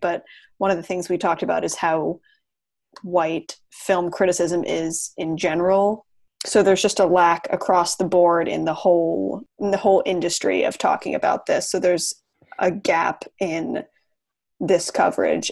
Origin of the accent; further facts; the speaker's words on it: Portland, Maine, United States; I'm from Portland, Maine